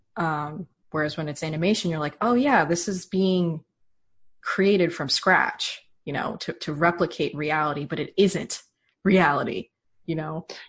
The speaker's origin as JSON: {"language": "English", "country": "United States", "said": "as an American"}